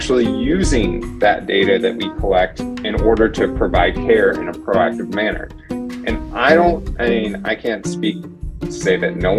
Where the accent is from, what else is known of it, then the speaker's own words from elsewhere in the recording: Phoenix, Arizona, United States; I'm from the Phoenix area, lived here all my life, ended up moving away for school.